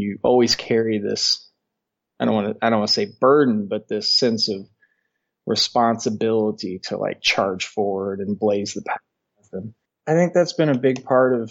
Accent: Southern Indiana, United States; moved away as an adult; now in Colorado, United States; I'm originally from Indiana, Southern Indiana

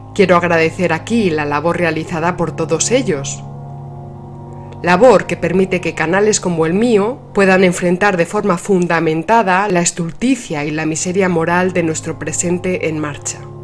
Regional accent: Spain; somos los españoles de a pie

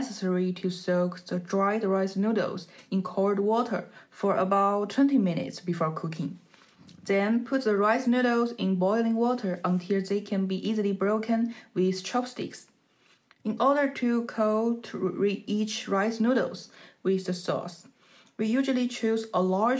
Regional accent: Jiangxi, China; My hometown is Jiangxi

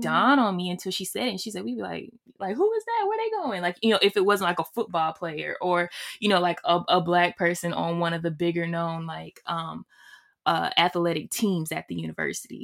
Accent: Alabama, United States; I'm from Alabama

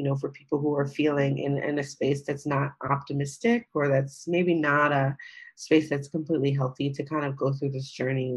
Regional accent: United States; I'm African-American

